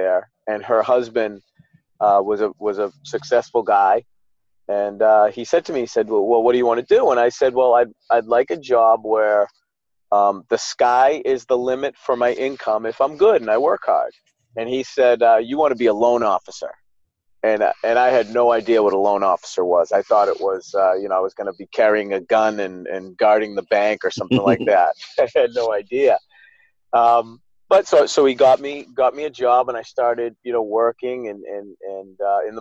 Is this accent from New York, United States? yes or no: no; Newton, Massachusetts, United States; I was born born and raised in Newton, Massachusetts